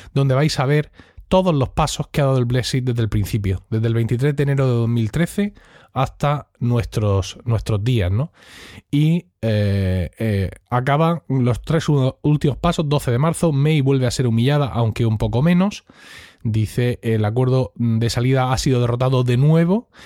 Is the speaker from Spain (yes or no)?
yes; Spain; como buen español le tengo cierto recelo a los, británicos